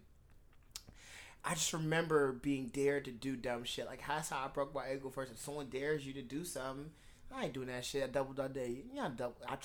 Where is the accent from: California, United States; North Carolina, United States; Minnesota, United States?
California, United States; I grew up in Cali